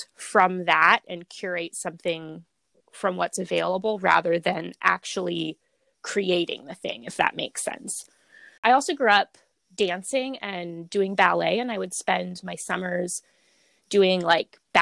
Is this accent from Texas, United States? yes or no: no; Bellingham, Washington, United States; born or raised there; also born or lived in Portland, Oregon